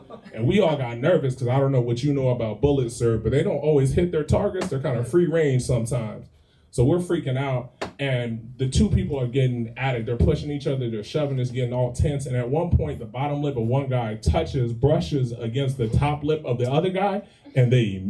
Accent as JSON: {"language": "English", "region": "the South", "country": "United States", "said": "And I'm from the South originally, so the Southern boy in me felt bad"}